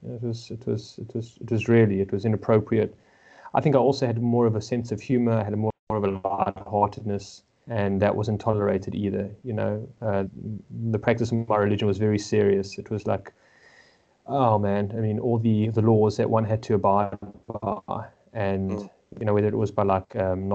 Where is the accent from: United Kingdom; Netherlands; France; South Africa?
South Africa; Johannesburg, Gauteng; born and raised in Johannesburg, South Africa, to Jewish parents